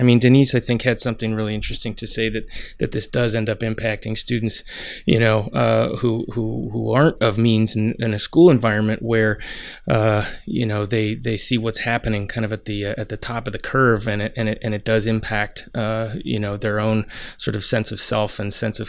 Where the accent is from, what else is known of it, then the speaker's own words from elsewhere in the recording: Portland, Oregon, United States; I'm from Portland, Oregon, and rode my bike as a kid all over Reed College campus.